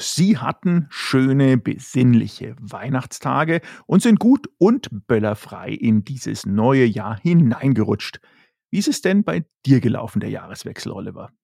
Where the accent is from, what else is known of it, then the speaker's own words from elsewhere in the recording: Germany; wir in Deutschland und in dem Fall auch natürlich als Deutsche